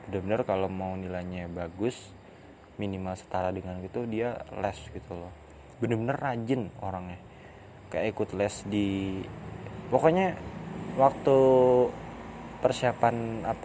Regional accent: Depok, West Java, Indonesia; aku kan dari Depok nih UI itu kan ada di Depok

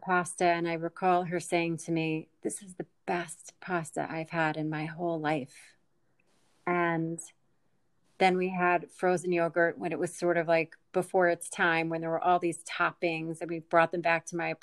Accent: near the Jersey Shore, New Jersey, United States; I grew up near the Jersey Shore

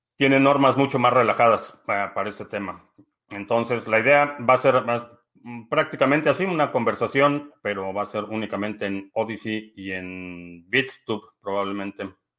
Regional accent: Mexico City, Mexico; now in United States; crecí en la ciudad de, en la ciudad de México, básicamente crecí en México

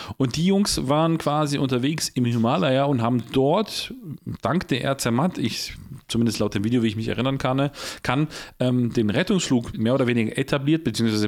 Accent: Poland; ich bin selber Pole

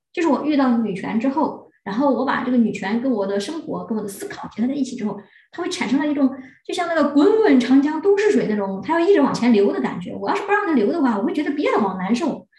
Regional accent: China; 我们中国人

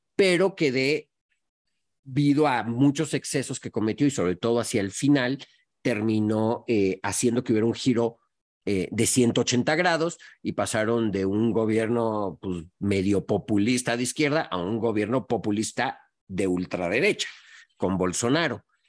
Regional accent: Mexico; moved away as an adult; also born or lived in Montevideo, Uruguay / Singapore; viniendo de México

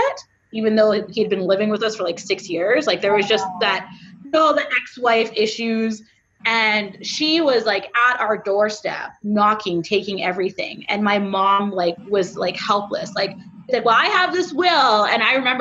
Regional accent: Canada; I'm Canadian

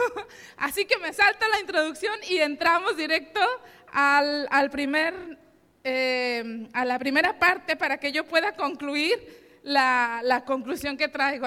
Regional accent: Mexico; moved away as an adult; now in Spain; mi esposo y yo somos mexicanos

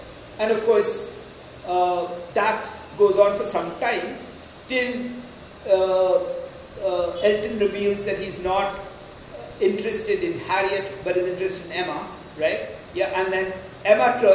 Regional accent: India

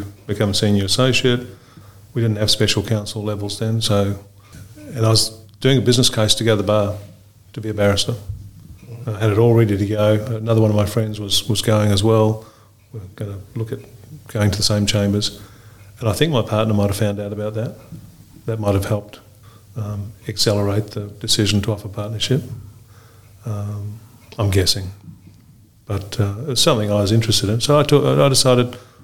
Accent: Fiji; also born or lived in Auckland, New Zealand; now in Australia; I grew up originally in Fiji. Parents moved to Auckland, did the law degree in Auckland

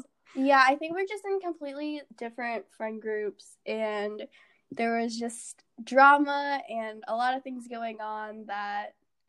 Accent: Northern Virginia, United States; a first year from Northern Virginia.

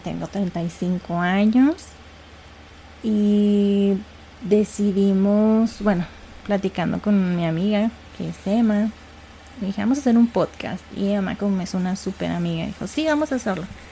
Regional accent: Ciudad Juárez, Chihuahua, Mexico; somos de Ciudad Juárez

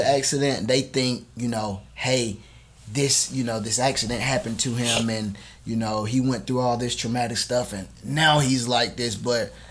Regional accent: LaGrange, Georgia, United States; also born or lived in Columbus, Georgia; I am from LaGrange, Georgia. Born and raised

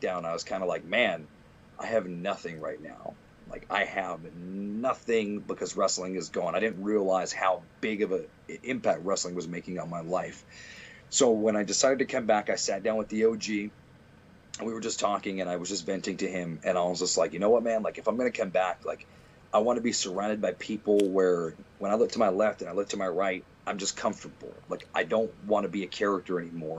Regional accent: Providence, Rhode Island, United States; I live and die in Providence

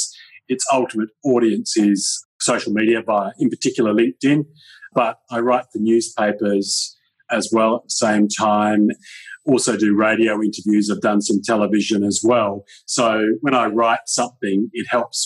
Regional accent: Perth, Western Australia, Australia; also born or lived in Kalgoorlie; I grew up in a place called Kalgoorlie for a number of years, which was a mining town, and my dad was transferred there in his work, and then we came back to Perth, and I grew up in Perth for many years. In fact, for all my life, I've actually been in Perth.

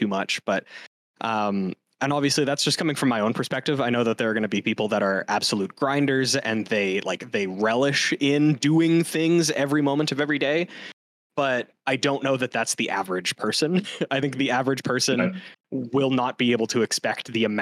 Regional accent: Canada; as a Canadian

